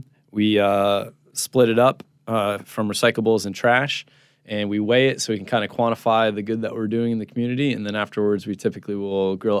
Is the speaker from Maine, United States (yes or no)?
no; Jupiter, Florida, United States; since we grew up in Jupiter, Florida, which is a small beach town.